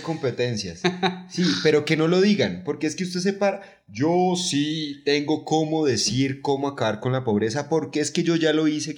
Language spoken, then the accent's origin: Spanish; Catatumbo, Norte de Santander, Colombia; mi pueblo